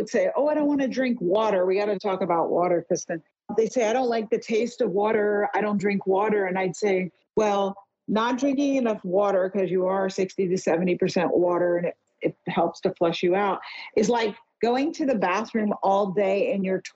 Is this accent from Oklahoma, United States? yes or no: no; New York City, New York, United States; I grew up in New York City